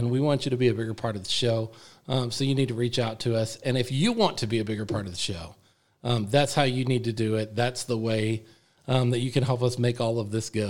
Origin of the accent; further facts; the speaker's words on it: North Texas, United States; since I'm from the North Texas area